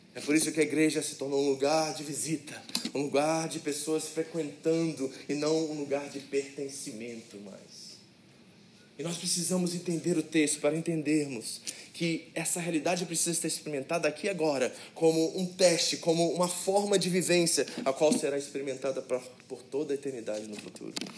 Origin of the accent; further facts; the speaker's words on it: Rio de Janeiro, Brazil; also born or lived in United States; now in Japan; eu, que vim lá do Rio de Janeiro, né, vivi um tempo nos Estados Unidos